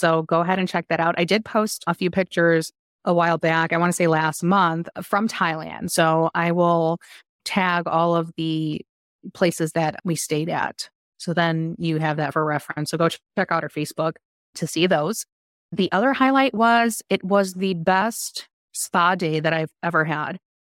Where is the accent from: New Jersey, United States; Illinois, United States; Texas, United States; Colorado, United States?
Illinois, United States; Chicago; from Chicago.